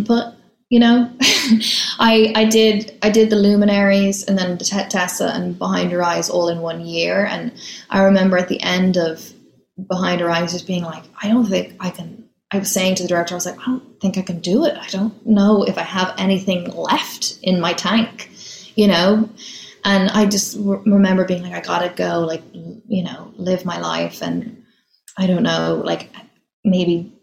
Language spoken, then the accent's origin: English; Dublin, Leinster, Ireland; moved away as an adult; now in New York, United States; growing up in Dublin